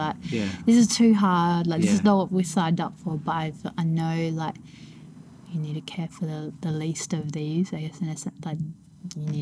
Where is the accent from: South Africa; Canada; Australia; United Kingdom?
Australia; Elizabeth, South Australia; I grew up in Elizabeth. Davenport Park is right next to me